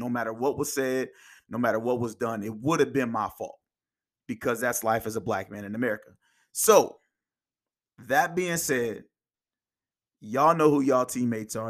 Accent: Indiana, United States; also born or lived in Kansas; I was born in Kansas. I moved to Indiana when I was about five or six

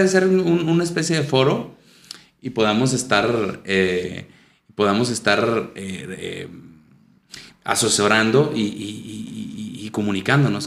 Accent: Saltillo, Coahuila, Mexico; also born or lived in Venezuela; Yo soy, eh, nací aquí en Saltillo y aquí viví y aquí estudié

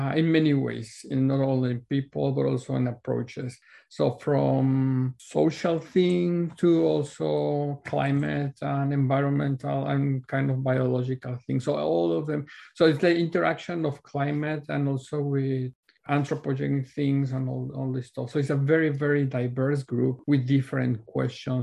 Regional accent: Mexico City, Mexico; moved away as an adult; now in Vancouver, Canada; I was born and raised in Mexico City.

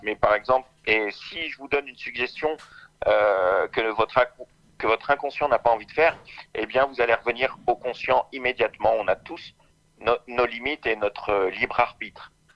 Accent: Orléans, Centre-Val de Loire, France; je suis d'Orléans

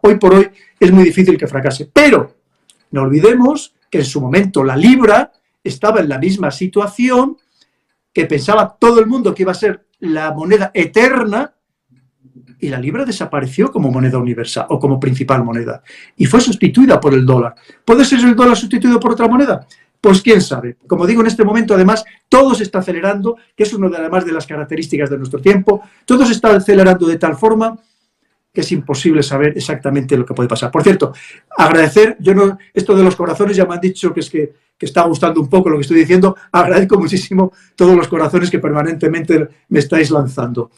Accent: Spain; somos los españoles

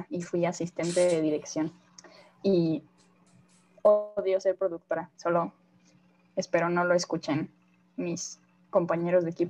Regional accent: Mexico; Ah, nací en México, soy de México y resido en México.

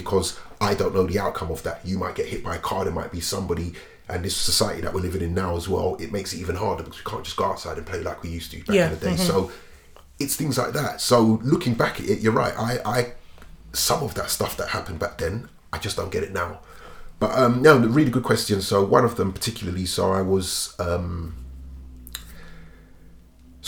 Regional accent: London, United Kingdom; We grew up in Streatham, like Brixton Hill

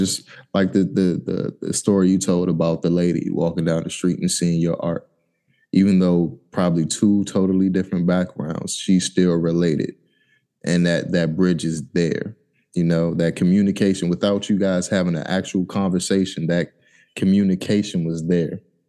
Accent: United States; You know, even though you're from Haiti, I'm from America.

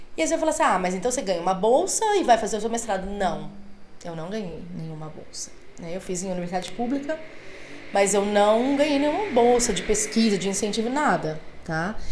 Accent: Laranjal Paulista, São Paulo, Brazil; Eu venho de uma cidade bem pequenininha, Laranjal Paulista

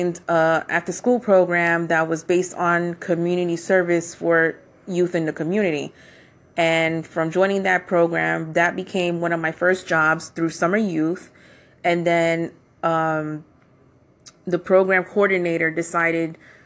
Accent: New York City, New York, United States; I was born and raised in the Bronx here in New York.

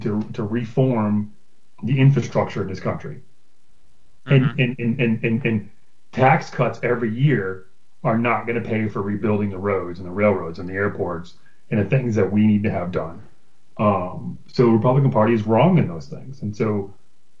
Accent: Broward County, Florida, United States; the neighborhood I grew up in Broward County

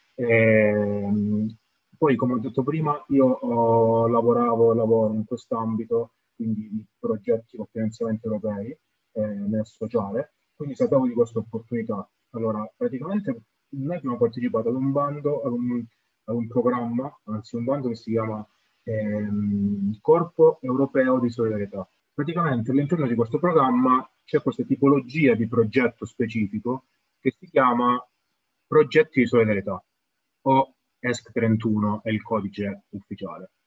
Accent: Camini, Calabria, Italy; io sono di, di, originario di Camini

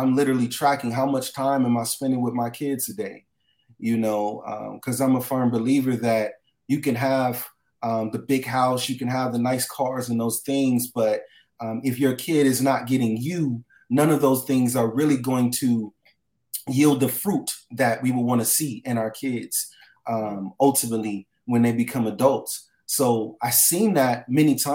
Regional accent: Los Angeles, California, United States; I grew up in Los Angeles, California, different areas, West LA, South Central, Watts, all the way to Long Beach

